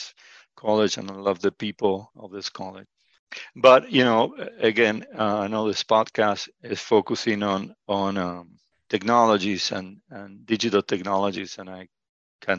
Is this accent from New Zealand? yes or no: no; Argentina; moved away as an adult; now in Illinois, United States; My background is I grew up in Argentina.